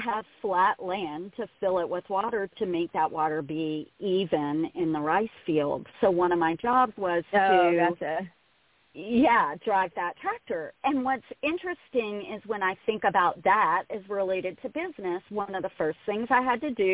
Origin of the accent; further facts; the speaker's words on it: South Louisiana, United States; I'm from South Louisiana